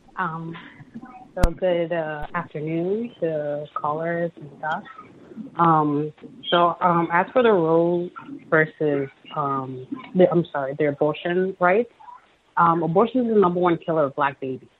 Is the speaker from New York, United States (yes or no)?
yes; New York, United States; I was born and raised in New York